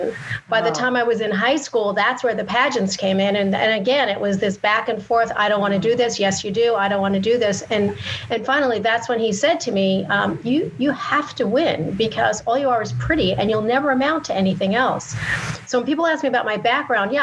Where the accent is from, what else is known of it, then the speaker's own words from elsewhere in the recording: New York, United States; I grew up in New York